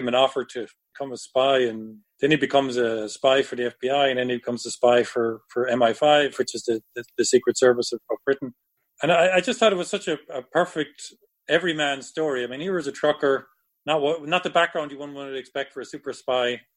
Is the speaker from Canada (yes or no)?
no; west of Ireland, Ireland; moved away; also born or lived in Belfast / Dublin / New York; I'm from the west of Ireland, and I lived in Belfast, in Dublin, and New York